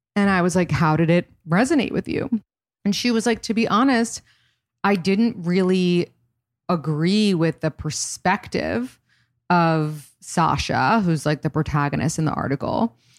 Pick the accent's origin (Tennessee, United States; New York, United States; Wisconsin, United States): New York, United States; New York City; also born or lived in Boston; I grew up in New York City